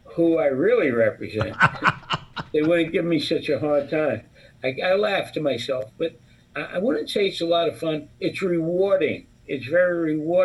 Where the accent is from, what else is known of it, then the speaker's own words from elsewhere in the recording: New York City, New York, United States; also born or lived in Brooklyn; now in Dyker Heights, Brooklyn, United States; I grew up on the Lower East Side, and I went to Xavier High School